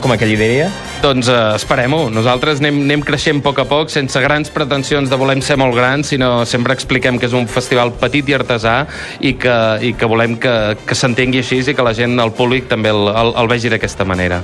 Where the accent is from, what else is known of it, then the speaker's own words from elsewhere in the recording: Banyoles, Catalonia, Spain; nosaltres que som de Banyoles